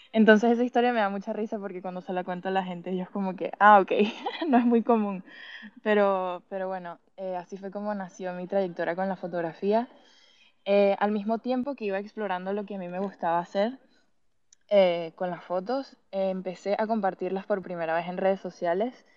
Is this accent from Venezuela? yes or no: yes; Venezuela; moved away as an adult; now in Madrid, Spain; nací y me crié en Venezuela.